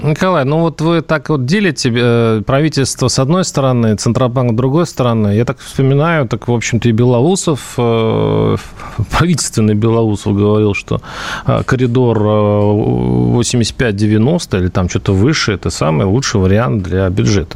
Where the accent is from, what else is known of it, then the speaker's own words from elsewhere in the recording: Russia; я россиянин